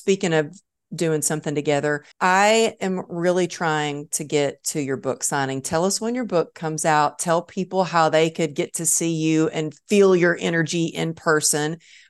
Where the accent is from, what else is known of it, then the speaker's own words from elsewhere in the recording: Texas, United States; So I guess I'm always a Texan at heart.